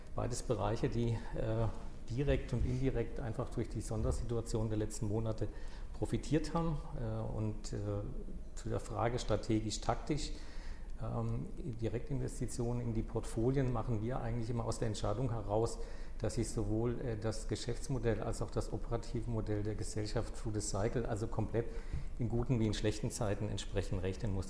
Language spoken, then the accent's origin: German; southwest Germany, Germany; ich komme aus dem Südwesten